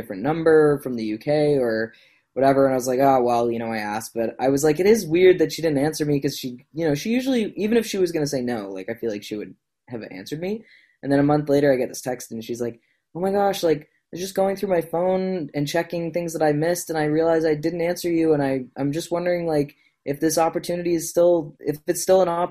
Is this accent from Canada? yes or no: yes; Nova Scotia, Canada; I was from Nova Scotia